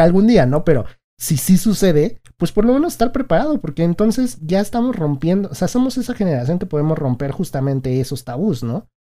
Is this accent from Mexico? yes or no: yes; Mexico; nosotros somos mexicanos